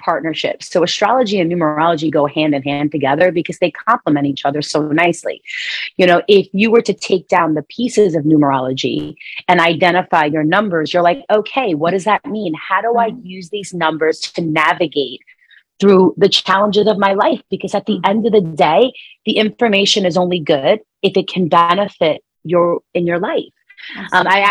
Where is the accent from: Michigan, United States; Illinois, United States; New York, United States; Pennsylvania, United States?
New York, United States; New Yorker, you know, born and raised, if you could hear it in my accent.